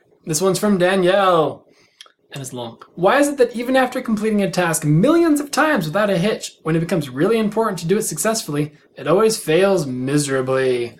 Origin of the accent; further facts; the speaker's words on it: Minnesota, United States; moved away; I grew up in Minnesota.